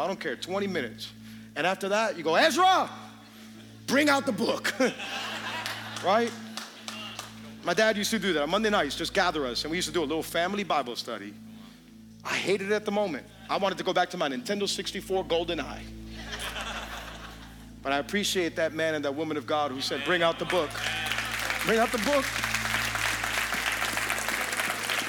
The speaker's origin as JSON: {"language": "English", "town": "Hialeah", "region": "Florida", "country": "United States", "said": "I'm from Hialeah"}